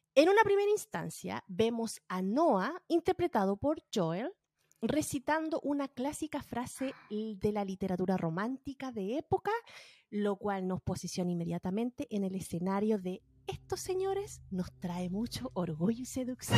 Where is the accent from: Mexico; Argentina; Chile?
Chile; Valparaíso; moved away as an adult; now in United States; Yo soy de Valparaíso. Toda mi vida vi el sol esconderse en el mar